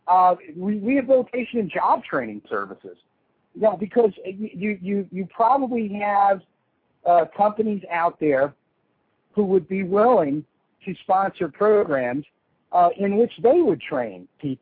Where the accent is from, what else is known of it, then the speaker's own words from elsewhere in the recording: South Florida, United States; I grew up in South Florida during this period of time where all the drugs were coming in through here.